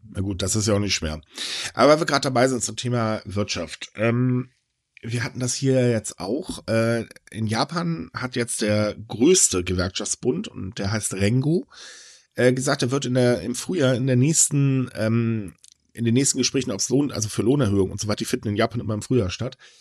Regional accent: Germany; hier bei uns in Deutschland

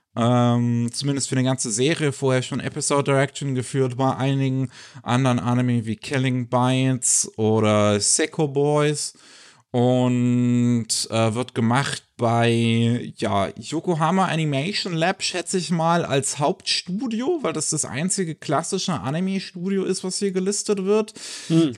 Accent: Germany; bei uns in Deutschland

